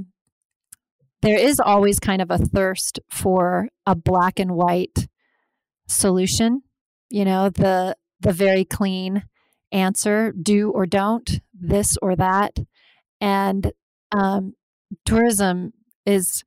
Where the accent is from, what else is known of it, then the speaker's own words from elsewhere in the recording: Alaska, United States; I'm from Alaska